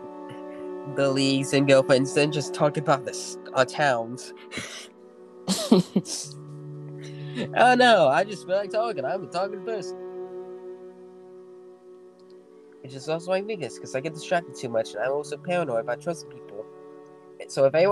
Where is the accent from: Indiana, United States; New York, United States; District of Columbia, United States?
Indiana, United States; I'm from Indiana.